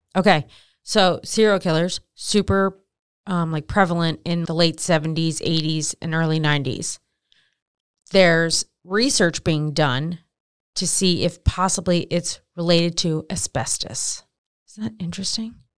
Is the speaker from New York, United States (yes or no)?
no; Maryland, United States; I'm from Maryland